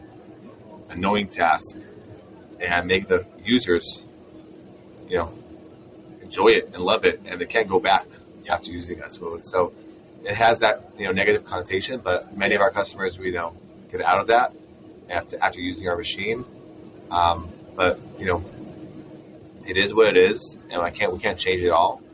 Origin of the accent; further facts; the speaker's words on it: Israel; moved away as an adult; now in San Francisco, United States; I'm originally from Israel, and that's where we started the company